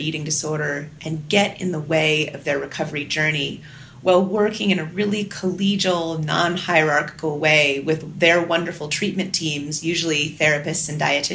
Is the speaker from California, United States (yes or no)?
yes; Northern California, United States; moved away as an adult; I grew up in Northern California and am the oldest of three girls